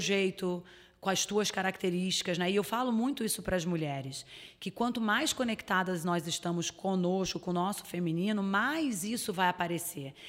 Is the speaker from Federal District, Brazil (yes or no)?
no; Rio de Janeiro, Brazil; moved away as an adult; now in Florianópolis, Brazil; eu sou carioca. É, eu moro em Santa Catarina, em Florianópolis, há 10 anos